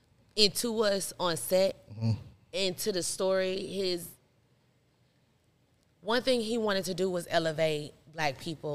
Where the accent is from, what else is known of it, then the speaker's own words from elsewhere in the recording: Stone Mountain, Georgia, United States; I'm from here. I'm from Stonemount, Georgia.